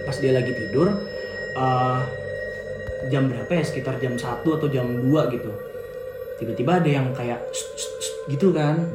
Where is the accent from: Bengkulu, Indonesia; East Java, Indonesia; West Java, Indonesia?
West Java, Indonesia; Bogor; sebenarnya nggak di nggak di Jawa sini sih di tempat daerah asal aku di Bogor gitu.